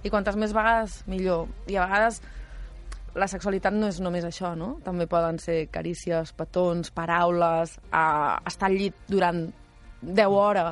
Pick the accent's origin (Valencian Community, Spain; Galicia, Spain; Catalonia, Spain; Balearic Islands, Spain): Catalonia, Spain; Esparreguera; l'avi era, el, era el projeccionista del cine del meu poble. Uh -huh. I llavors jo em passava tots els caps de setmana al cine d'Esparreguera